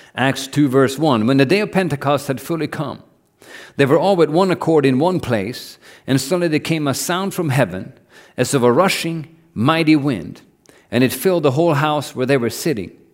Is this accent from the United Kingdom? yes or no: no; Norway; I grew up in Norway